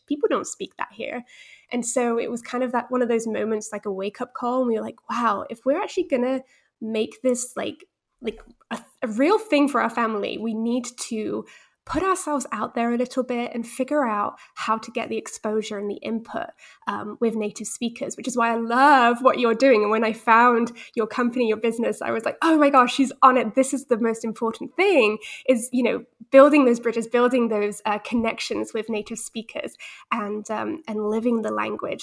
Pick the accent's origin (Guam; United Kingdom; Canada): United Kingdom; England; also born or lived in Netherlands / Spain; I was born in Holland, but I had British parents who were mostly monolingual